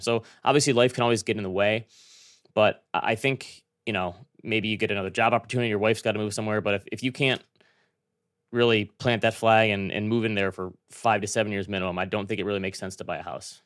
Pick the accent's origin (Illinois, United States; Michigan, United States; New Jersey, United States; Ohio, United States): Michigan, United States; Traverse City; moved away; That's my hometown